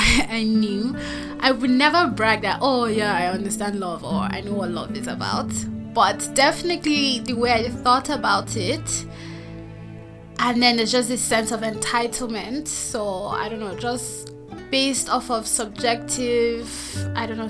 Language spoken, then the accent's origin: English; Nigeria; also born or lived in Anambra State, Nigeria; I'm from Nigeria. I live in Abuja, Nigeria.